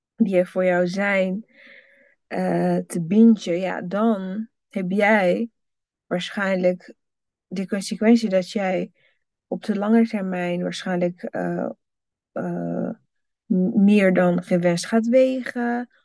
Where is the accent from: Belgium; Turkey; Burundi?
Burundi; moved away; als kind in Burundi